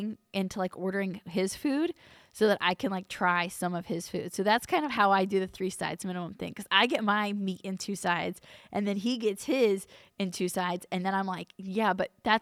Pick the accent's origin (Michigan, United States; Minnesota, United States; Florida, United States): Florida, United States; Winter Haven; I grew up in Winter Haven, so I'm familiar with that area